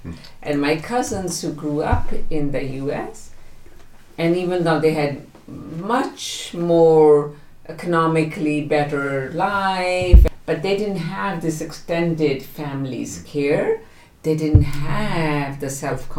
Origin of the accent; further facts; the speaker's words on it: Punjab, India; English is a second language; now in United States; growing up in Punjab, having my grandparents, the whole clan caring for you, not just the parents, the whole clan is caring for you. And when I moved to the US